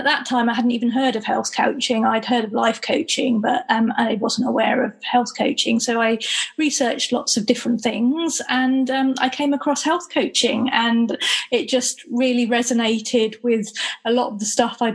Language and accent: English; Gloucestershire, South West England, United Kingdom; I am from Gloucestershire